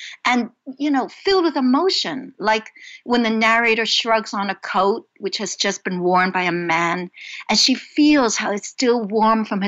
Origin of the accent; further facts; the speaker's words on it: New York City, New York, United States; also born or lived in Hong Kong; I immigrated from Hong Kong to Brooklyn, New York, when I was 5, and we were very poor.